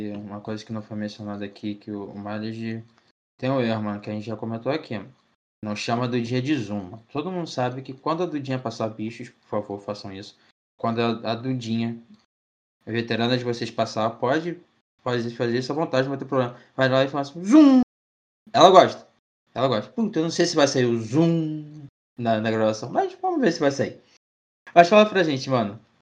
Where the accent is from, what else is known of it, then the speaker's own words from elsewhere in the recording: Rio de Janeiro, Brazil; eu pelo menos que sou do Rio